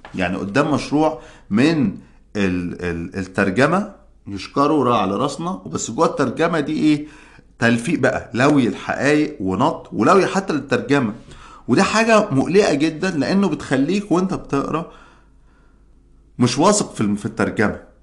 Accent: Egypt; عندنا في مصر

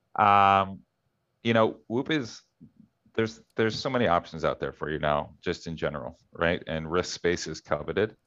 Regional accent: Philadelphia, Pennsylvania, United States; I'm from Philadelphia

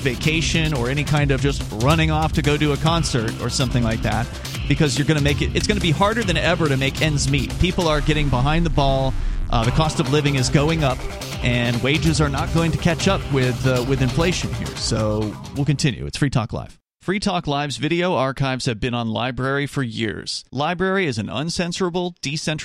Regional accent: Florida, United States; where I grew up in Florida, there was a school called New College

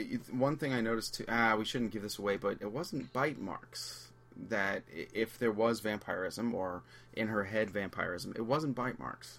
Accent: New York City, New York, United States; moved away; Listen, I've been out of New York. I'm from New York. It's been 20 years.

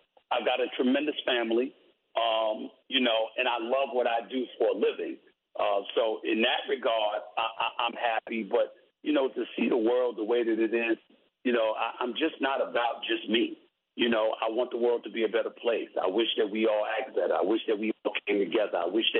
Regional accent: New York City, New York, United States; when I see the world growing up in New York City, seeing the crime, seeing what's transpiring in the streets

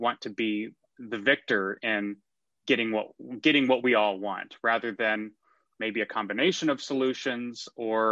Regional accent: McKinney, Texas, United States; moved away; also born or lived in New York; I am a native Texan. I grew up in McKinney, Texas.

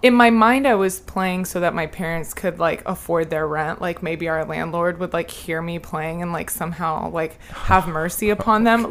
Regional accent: The Colony, Texas, United States; born or raised there; also born or lived in Lubbock, Texas

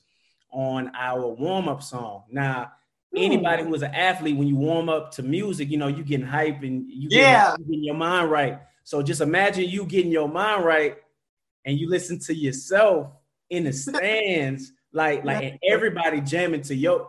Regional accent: New Orleans, Louisiana, United States; moved away; also born or lived in Dallas; I'm from New Orleans. I claim New Orleans. But after Hurricane Katrina, I moved to Dallas

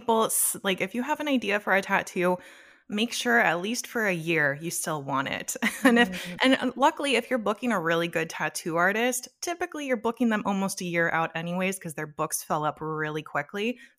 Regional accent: Los Angeles, California, United States; So for me, I grew up in Los Angeles, probably about an hour away from Disneyland.

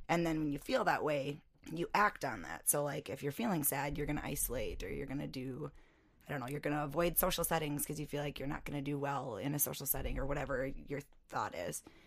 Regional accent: North Mankato, Minnesota, United States; I grew up in Mankato, North Mankato

